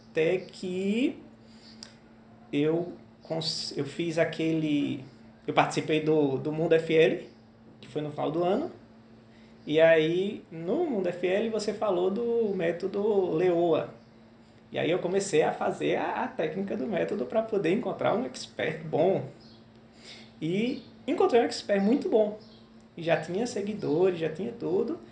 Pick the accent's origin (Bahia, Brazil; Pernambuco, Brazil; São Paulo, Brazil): Pernambuco, Brazil; interior of; moved away as an adult; also born or lived in metropolitan region of Recife; Eu sou do interior de Pernambuco, mas já há alguns anos eu vim para a região metropolitana